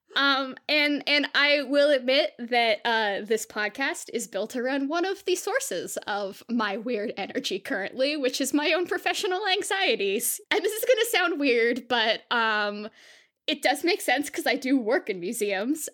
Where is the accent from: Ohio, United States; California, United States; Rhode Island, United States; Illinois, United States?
California, United States; Southern; I grew up in Southern California